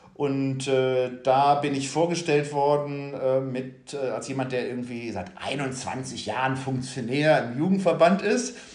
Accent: North Rhine-Westphalia, Germany; moved away as an adult; also born or lived in Bavaria; now in Hamburg, Germany; gebürtiger Rheinländer, äh, auch wenn ich seit äh, langer Zeit im Exil lebe

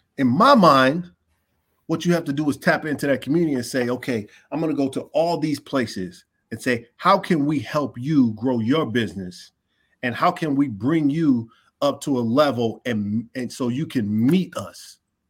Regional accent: Inglewood, California, United States; they put that spaceship in the middle of my city like

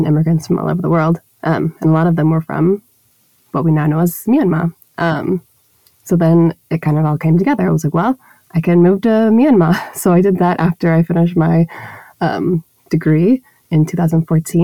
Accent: Dallas, Texas, United States; moved away; I grew up in Dallas, Texas, in the United States

